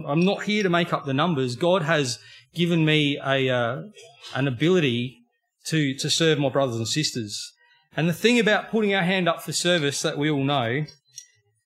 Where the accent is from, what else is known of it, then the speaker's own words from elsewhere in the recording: Australia; born and bred in Australia